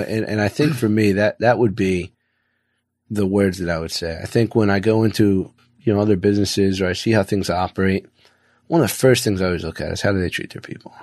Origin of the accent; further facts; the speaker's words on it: Philadelphia, Pennsylvania, United States; now in Florida, United States; I came from a blue collar town. I came from Philly